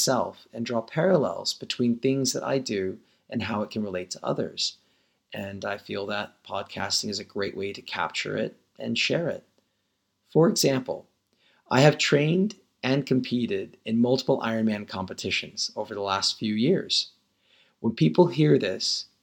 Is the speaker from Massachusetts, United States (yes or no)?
no; Denver, Colorado, United States; also born or lived in India; I was born in Denver, Colorado in 1980.